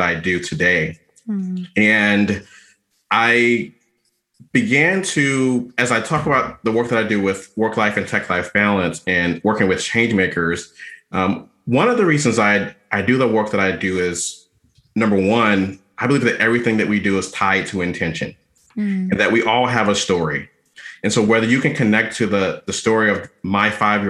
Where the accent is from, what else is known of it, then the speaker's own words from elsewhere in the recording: Atlanta, Georgia, United States; moved away as an adult; now in Washington, D.C. area, United States; I'm from Atlanta, Georgia, originally, was born and raised there, went to undergrad there, spent most of my adult life